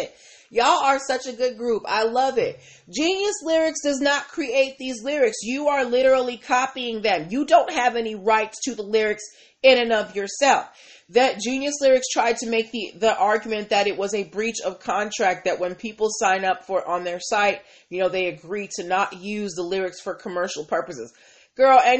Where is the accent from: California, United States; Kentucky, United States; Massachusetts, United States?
Massachusetts, United States; I am from Massachusetts